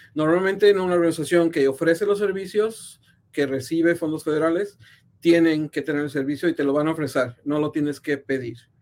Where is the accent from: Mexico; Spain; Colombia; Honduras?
Mexico; San Luis Potosí; moved away as an adult; also born or lived in Mexico City / San Francisco; now in Kansas City, United States; yo nací en la Ciudad de México, pero crecí en San Luis Potosí, en el centro de, México